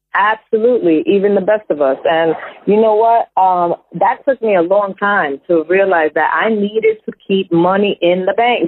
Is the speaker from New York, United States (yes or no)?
yes; New York, United States; moved away as an adult; now in New Jersey, United States; I was born and raised in New York. So I was living in Jersey